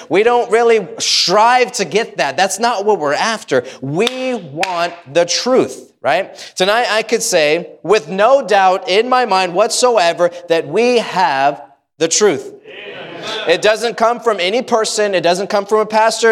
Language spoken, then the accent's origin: English; United States; I love being an American Baptist. Uh, I, I love it. I love my country